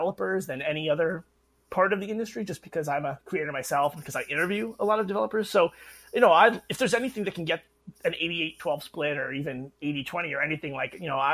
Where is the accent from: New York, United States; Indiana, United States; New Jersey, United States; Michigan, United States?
New York, United States; Chappaqua; I'm from Chappaqua, New York